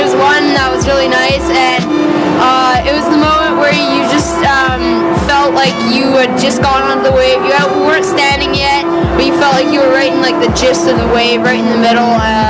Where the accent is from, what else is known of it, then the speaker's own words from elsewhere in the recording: Vancouver, British Columbia, Canada; I'm from Vancouver as well.